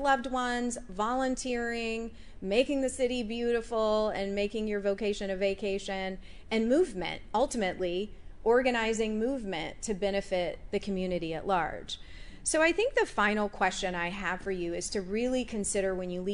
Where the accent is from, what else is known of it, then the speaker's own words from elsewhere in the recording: United States; being an American woman in that culture